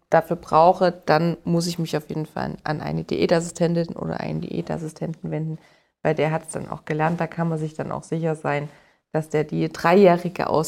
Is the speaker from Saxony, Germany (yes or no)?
no; Bavaria, Germany; Äh, also ich komme hier aus dem Allgäu.